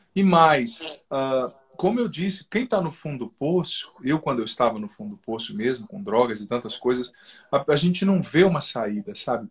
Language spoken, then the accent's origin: Portuguese; southern Paraná, Brazil; moved away as an adult; Eu sou do sul do Paraná, ali que é divisa com o Paraguai, Bolívia